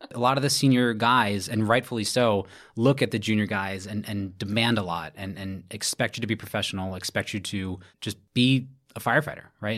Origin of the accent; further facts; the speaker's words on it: Brooklyn, New York, United States; from Brooklyn, New York, born and raised